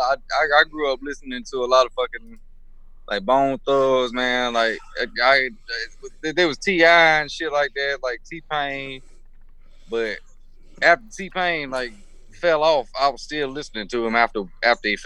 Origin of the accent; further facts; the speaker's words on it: Georgia, United States; we just some Georgia boys out here